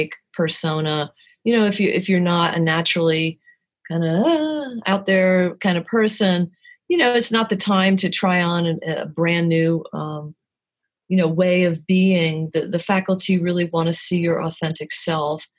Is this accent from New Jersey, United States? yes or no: yes; New Jersey, United States; moved away as an adult; also born or lived in New York City; now in Winston-Salem, United States; I'm from New Jersey and have my career in New York City